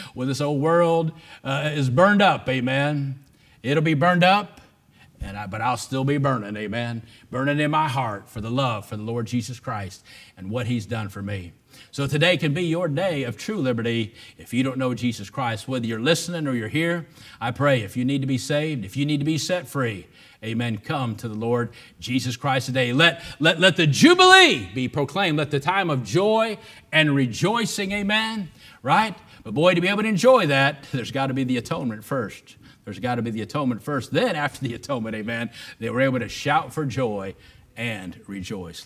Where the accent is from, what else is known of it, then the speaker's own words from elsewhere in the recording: United States; born free as an American